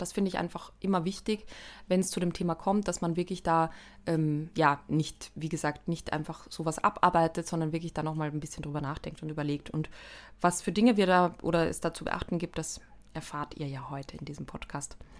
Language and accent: German; Austria; als Österreicherin